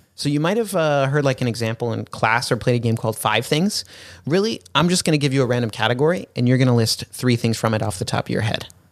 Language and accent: English; San Diego, California, United States; now in Los Angeles, United States; I was born in San Diego, and now I'm up in L